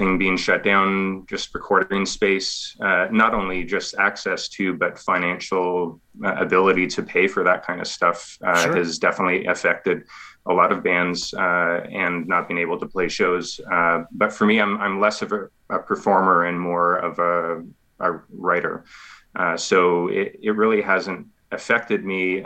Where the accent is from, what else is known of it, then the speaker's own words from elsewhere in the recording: Ontario, Canada; moved away as an adult; I'm originally from Ontario, but I've been in the province here for almost 5 years now.